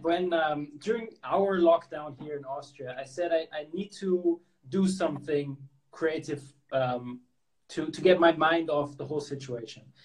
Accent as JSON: {"language": "English", "country": "Hong Kong", "tie": "born or raised there", "said": "I grew up in in Hong Kong"}